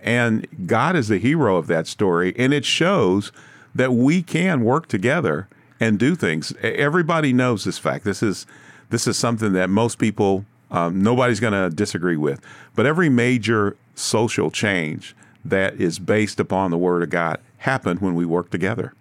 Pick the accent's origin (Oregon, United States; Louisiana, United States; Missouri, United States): Missouri, United States; Kansas City; I was born and raised in Kansas City in the earlier part of my life.